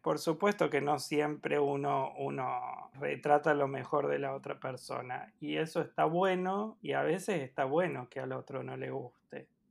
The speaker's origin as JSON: {"language": "Spanish", "region": "Córdoba", "country": "Argentina", "said": "soy de Córdoba, por si no se notó"}